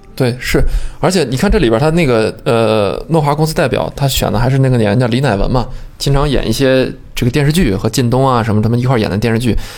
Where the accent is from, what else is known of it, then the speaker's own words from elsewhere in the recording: China; 我们中国人传统还有一种想法，就是为富不仁